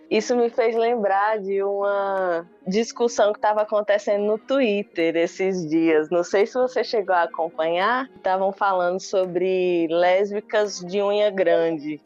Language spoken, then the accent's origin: Portuguese; Cabrobó, Pernambuco, Brazil; eu sou aqui do interior, né? Nascida em Cabrobó